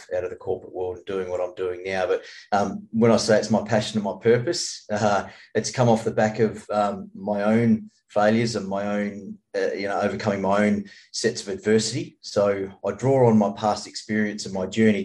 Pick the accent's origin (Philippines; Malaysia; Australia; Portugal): Australia; served the country overseas as a recon sniper soldier